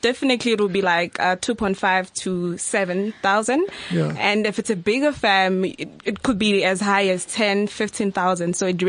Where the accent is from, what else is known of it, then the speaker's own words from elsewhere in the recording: Durban, KwaZulu-Natal, South Africa; At a law firm based in Durban, because I'm originally from Durban.